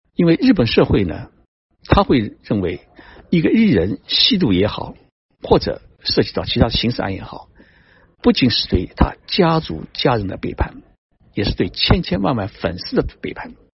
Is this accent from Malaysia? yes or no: no; China; moved away; also born or lived in Japan; 我们中国人的心